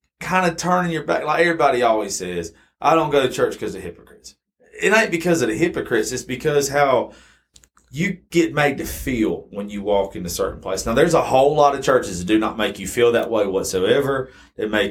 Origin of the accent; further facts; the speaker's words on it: South Georgia, United States; also born or lived in Macon, Georgia; I grew up in South Georgia, so I'm automatically Baptist